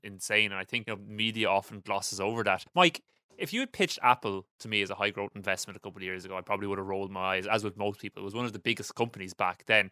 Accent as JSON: {"language": "English", "country": "Ireland", "said": "As an Irish person"}